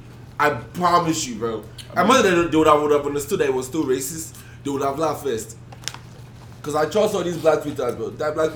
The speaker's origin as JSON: {"language": "English", "country": "Nigeria", "moved": "yes", "said": "I'm from Nigeria"}